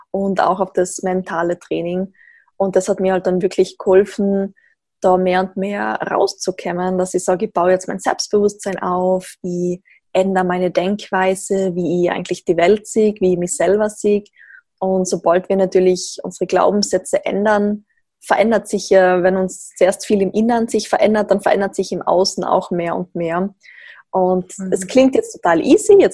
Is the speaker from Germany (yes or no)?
no; Tyrol, Austria; now in Graz, Austria; Wie man vermutlich gleich hört, komme ich aus Österreich ähm, sehr klischeehaft in den Alpen in Tirol aufgewachsen, bin jetzt aber doch schon seit einiger Zeit in Graz